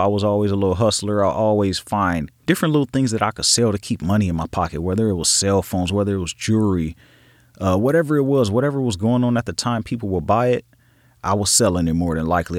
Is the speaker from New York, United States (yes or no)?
no; Los Angeles, California, United States; I grew up in Los Angeles, California, in a section called Watts